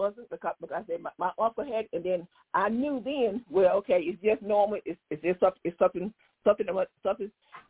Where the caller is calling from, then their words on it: East Dublin, Georgia, United States; East Dublin, Georgia.